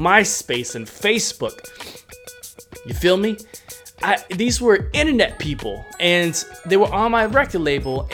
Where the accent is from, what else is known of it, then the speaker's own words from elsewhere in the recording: New York, United States; moved away; I came from New York